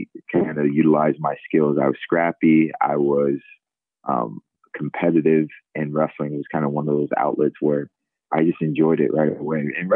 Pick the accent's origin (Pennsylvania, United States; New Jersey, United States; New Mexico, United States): New Jersey, United States; Sicklerville; moved away as an adult; also born or lived in Lincoln, Nebraska; now in Philadelphia, United States; I grew up in a small town, Sicklerville, New Jersey, about 25 miles outside of Philadelphia